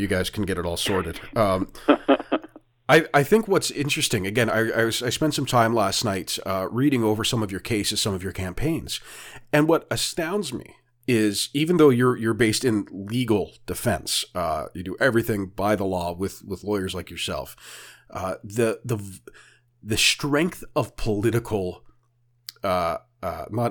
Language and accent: English; Canada; as a Canadian